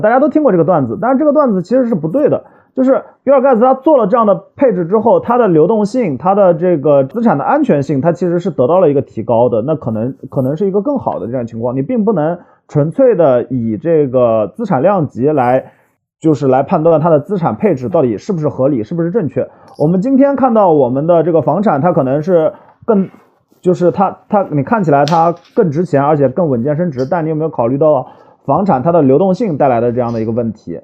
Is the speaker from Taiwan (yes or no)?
no; China; 我们中国人对于理财这件事情，就是不那么的上心